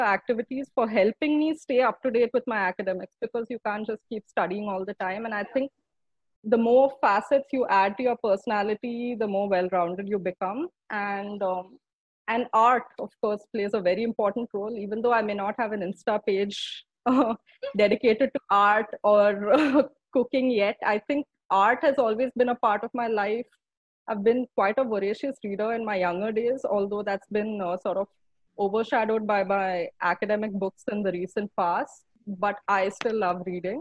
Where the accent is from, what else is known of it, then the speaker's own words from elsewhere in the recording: Bangalore, Karnataka, India; moved away as an adult; now in New Delhi, India; I was born in Bangalore, grew up in Bangalore, lived in Bangalore for 24 years of my life.